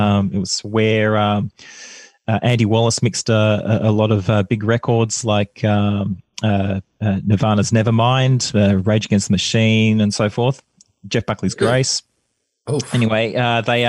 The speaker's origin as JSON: {"language": "English", "town": "Canberra", "region": "Australian Capital Territory", "country": "Australia", "tie": "born or raised there", "moved": "as an adult", "lives_now": "Melbourne, Australia", "said": "I grew up in Canberra. I moved down to Melbourne when I was 20 years old"}